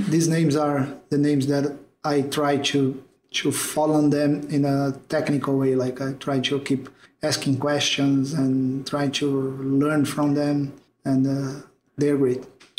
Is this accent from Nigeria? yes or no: no; Brazil; I'm from Brazil